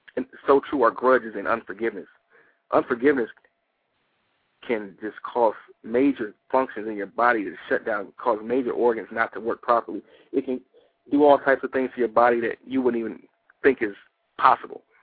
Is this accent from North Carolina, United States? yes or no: no; Detroit, Michigan, United States; now in Atlanta, United States; I'm originally from Detroit